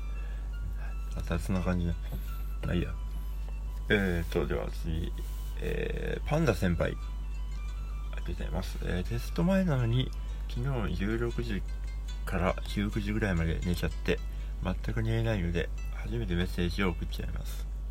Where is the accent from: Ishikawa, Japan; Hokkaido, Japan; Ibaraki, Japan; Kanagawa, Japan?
Hokkaido, Japan; Sapporo; now in Tokyo, Japan; 札幌はない